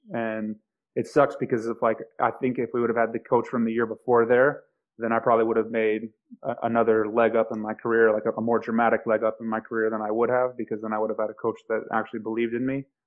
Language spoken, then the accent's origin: English; Oklahoma City, Oklahoma, United States; moved away as an adult; also born or lived in Kansas / Hawaii; I was coming from Oklahoma City and I lived in a town of 3,000 people in in Kansas